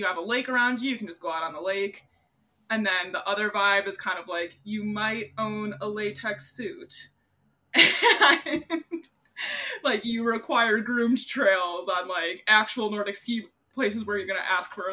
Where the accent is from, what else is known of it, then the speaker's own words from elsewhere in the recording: Minnesota, United States; I grew up in Minnesota